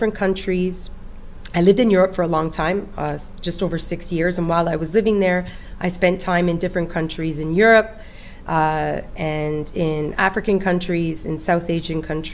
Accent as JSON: {"language": "English", "town": "Toronto", "region": "Ontario", "country": "Canada", "tie": "born or raised there", "also_born_or_lived": "Nepal / Italy", "said": "In my hometown of Toronto, this is where I was born"}